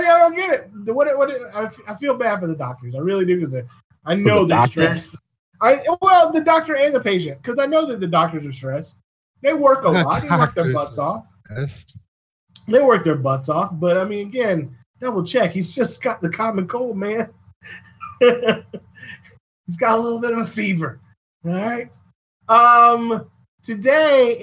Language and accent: English; Virginia, United States; My home state